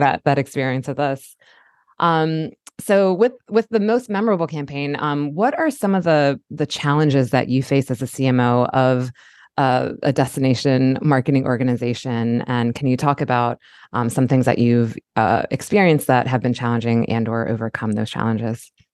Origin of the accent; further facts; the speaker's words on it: Baltimore, Maryland, United States; as a native of Baltimore, I was born in Baltimore County and now live in Baltimore City